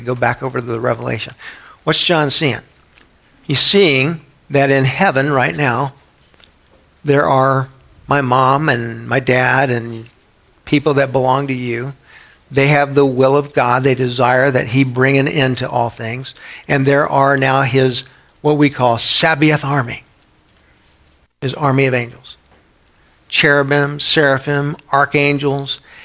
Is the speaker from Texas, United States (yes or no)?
yes; San Antonio, Texas, United States; When I was a kid growing up in San Antonio, Texas